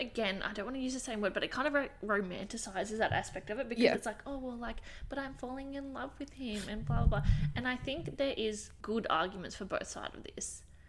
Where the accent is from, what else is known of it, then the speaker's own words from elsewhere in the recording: Scotland, United Kingdom; Well, I'm Scottish, so whatever that is.